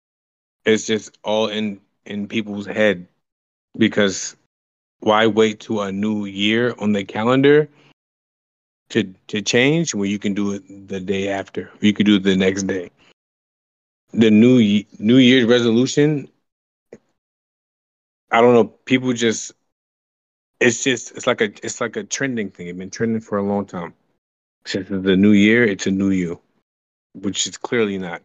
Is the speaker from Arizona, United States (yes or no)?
no; New Jersey, United States; now in San Diego, United States; I am originally from Jersey